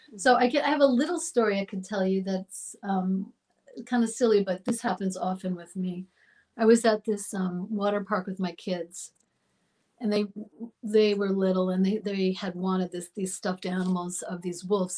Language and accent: English; Long Island, New York, United States; I was born in New York and I grew up in New York um, out on Long Island by the water.